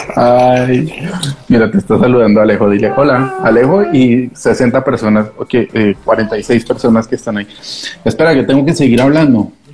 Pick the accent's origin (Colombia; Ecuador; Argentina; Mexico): Colombia; Bogotá; accent: cantecito colombiano; moved away as an adult; also born or lived in Barcelona, Spain; now in Madrid, Spain; yo todavía me siento muy cachaco, muy rolo.